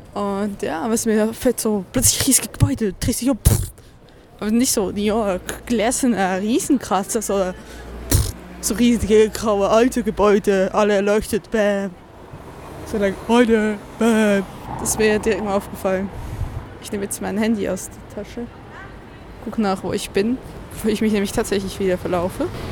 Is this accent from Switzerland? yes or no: yes; Switzerland; now in Germany; ich als Schweizerin